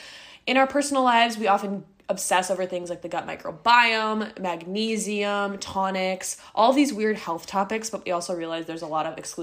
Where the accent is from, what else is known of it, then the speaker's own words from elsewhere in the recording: Midwest, United States; now in New York City, United States; We're both from the Midwest. We both are Generation Z. We both live in New York City.